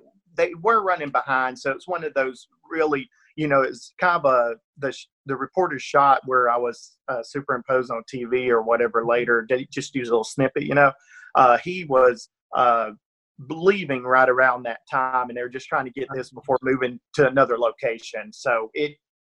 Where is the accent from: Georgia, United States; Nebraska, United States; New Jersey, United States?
Georgia, United States; Northeast; accent: rural Georgia; It's, you know, rural Georgia accent. I'm definitely from Northeast Georgia, and it definitely comes through sometimes